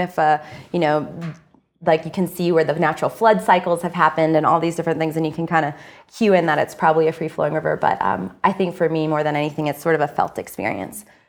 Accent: Idaho, United States; I grew up in Idaho

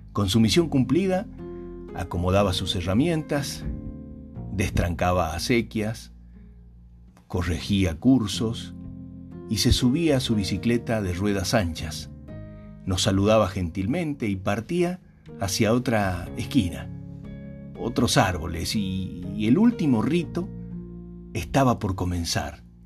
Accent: San Juan, Argentina; En el lugar donde yo nací faltaba el agua. Menos del 6% de la provincia era cultivable.

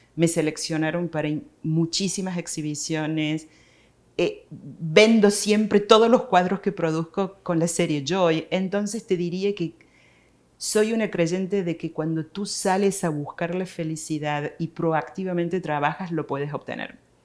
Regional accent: Córdoba, Argentina; moved away as an adult; now in United States; Yo soy de Córdoba, Argentina.

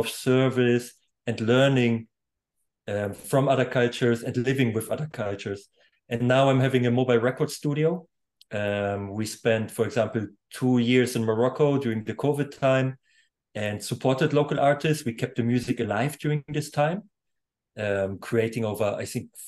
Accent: Germany; first language German; English is a second language; now in Poland; I was born in Poland, and before the Berlin Wall fall, I was a half year old or young at this time. My parents left Poland. They actually fled over the Berlin Wall, and I grew up in Germany completely. So German is even my primary language

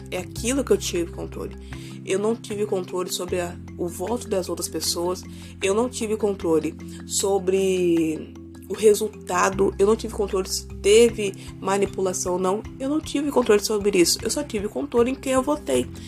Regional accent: Vila Velha, Espírito Santo, Brazil; não sei aonde você mora, mas pelo menos aonde eu moro, eu sou de Vila Velha, Espírito Santo, foi um caos.

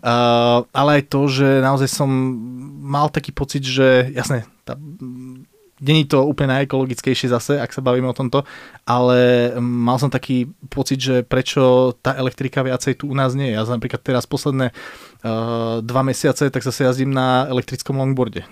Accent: Slovakia; my sme na Slovensku takí

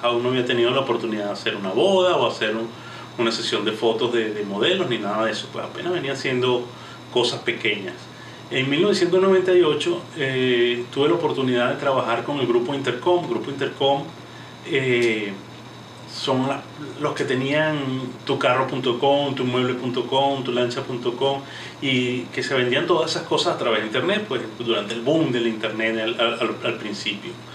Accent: Venezuela; moved away as an adult; also born or lived in Caracas; now in United States; yo soy venezolano, actualmente residenciado en los Estados Unidos

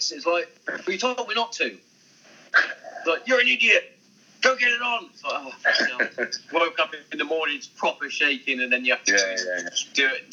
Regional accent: Hereford, West Midlands, United Kingdom; I'm originally from Hereford

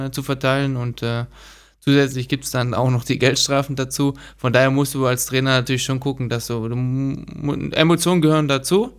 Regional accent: Stuttgart, Baden-Württemberg, Germany; Also ich äh, bin auch aufgewachsen in Stuttgart

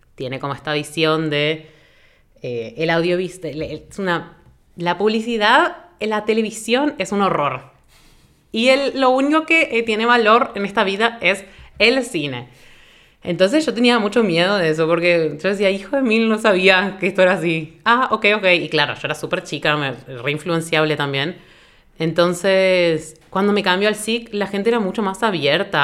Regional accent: Buenos Aires, Argentina; now in Asunción, Paraguay; Vivo en Asunción actualmente, soy de Buenos Aires, Argentina

